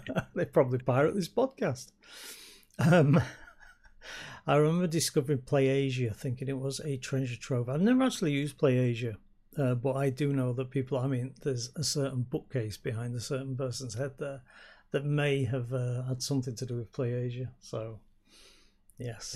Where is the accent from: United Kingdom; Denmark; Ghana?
United Kingdom; Yorkshire and the Humber; I come from Yorkshire